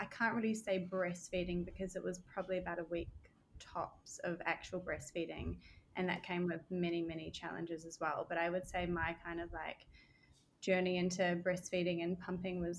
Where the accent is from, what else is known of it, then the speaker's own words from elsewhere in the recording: New Zealand; moved away as an adult; also born or lived in Australia; now in Barbados; I'm from Australian born, grew up most of my life in New Zealand, and then moved back to Australia